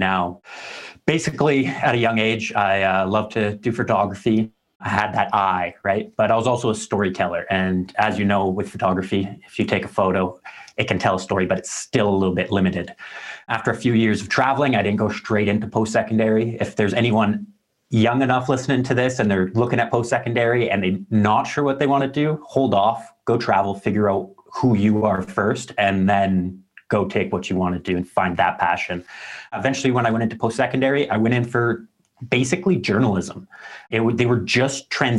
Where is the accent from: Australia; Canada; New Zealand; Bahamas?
Canada